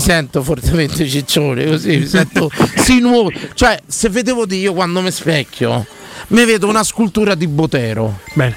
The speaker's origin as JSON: {"language": "Italian", "town": "Rome", "region": "Lazio", "country": "Italy", "tie": "born or raised there", "said": "io per esempio sono di Roma, sono una tradizione eh. romana, romanese"}